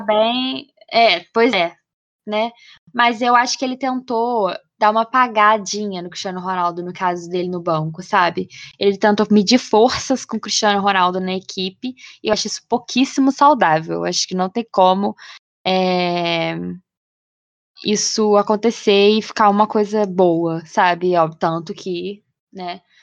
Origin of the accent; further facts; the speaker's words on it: Brazil; a gente, sendo brasileiro